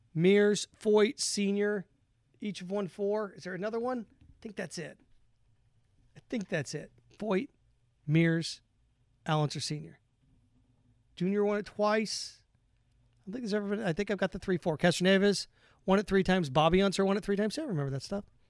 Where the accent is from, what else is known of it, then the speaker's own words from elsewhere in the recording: Indiana, United States; growing up in Indiana, it was different